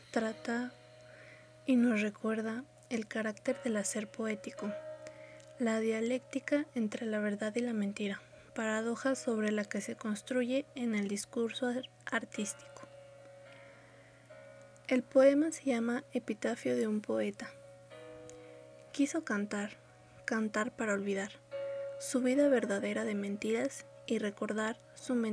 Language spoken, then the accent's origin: Spanish; Mexico City, Mexico; born there; Nací en la Ciudad de México.